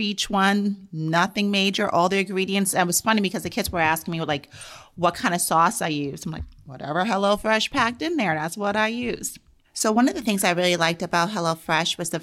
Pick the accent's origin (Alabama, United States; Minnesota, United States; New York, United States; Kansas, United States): New York, United States; New York City; moved away; I'm from New York City.